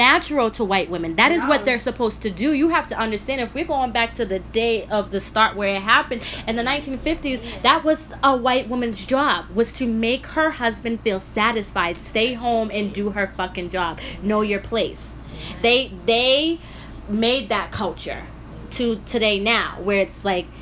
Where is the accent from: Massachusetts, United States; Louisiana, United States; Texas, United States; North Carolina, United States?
Massachusetts, United States; Framingham; also born or lived in Everett, Massachusetts; I grew up in Framingham. And then I went to high school in Everett